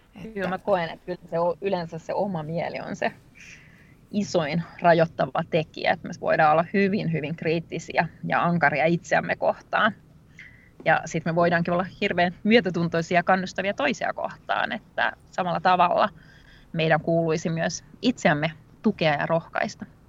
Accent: Rovaniemi, Lapland, Finland; mä oon tosiaan Rovaniemeltä kotoisin

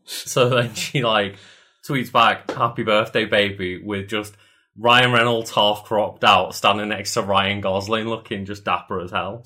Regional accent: United Kingdom; I'm British

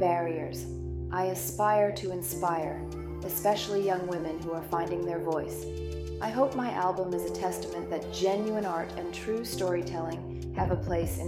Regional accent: Atlanta, Georgia, United States; now in Chicago, United States; growing up in Atlanta and coming back to Chicago

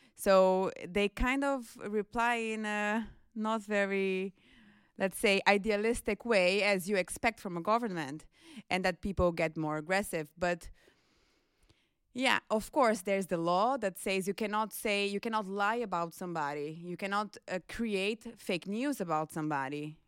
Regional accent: Brazil; now in Netherlands; I'm from Brazil, and I work at the International Office

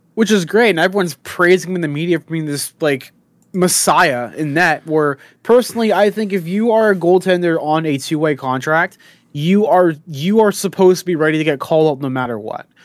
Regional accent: Canada; there's a poutinery place here in, um, Canada

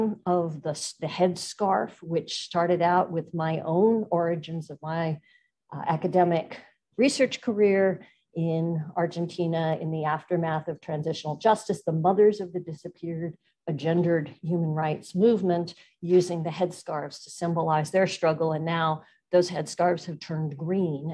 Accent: United States; an American political scientist

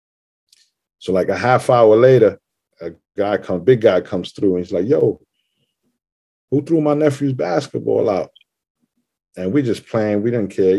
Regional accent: New York City, New York, United States; I grew up in Parkchester right here. I was there 24 years

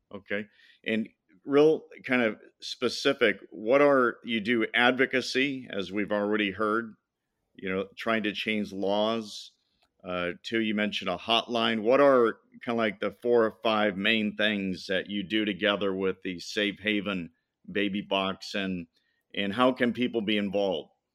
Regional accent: Madison, Indiana, United States; I was born in Indiana, Madison, Indiana

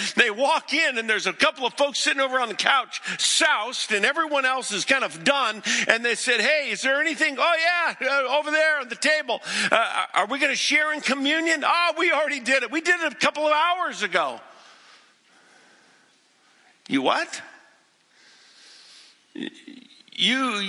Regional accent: the West, United States; also born or lived in Boston; I didn't grow up in the East. I grew up in the West

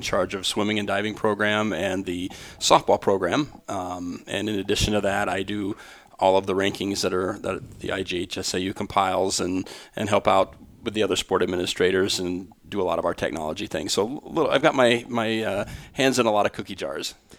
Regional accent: Grundy Center, Iowa, United States; I'm from Grundy Center, Iowa

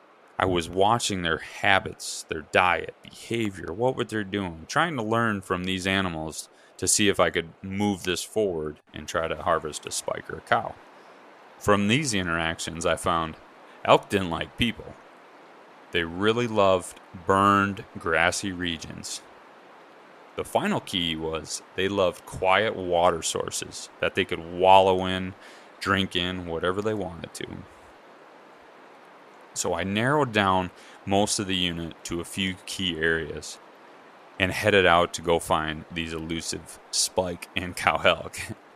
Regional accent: Midwest, United States; moved away as an adult; now in Utah, United States; Growing up in the Midwest

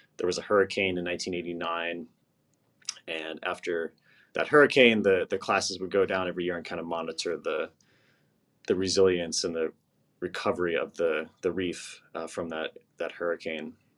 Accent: East Coast, United States; I grew up on the East Coast

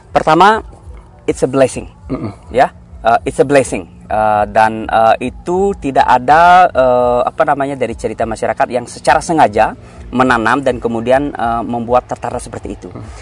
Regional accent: Bali, Indonesia; saya lahir tumbuh besar di Bali

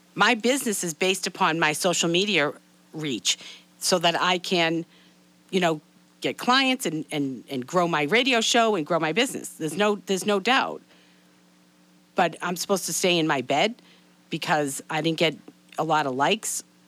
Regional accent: Boston, Massachusetts, United States; moved away as an adult; also born or lived in Atlanta; now that I'm back in Boston

